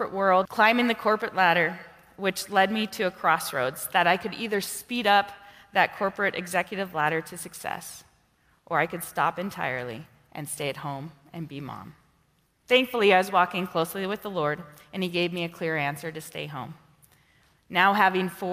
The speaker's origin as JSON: {"language": "English", "region": "Montana", "country": "United States", "tie": "born or raised there", "also_born_or_lived": "North Dakota / South Dakota / Marshall Islands", "moved": "as an adult", "lives_now": "Washington, United States", "said": "I was born in North Dakota. I was raised in the great state of Montana."}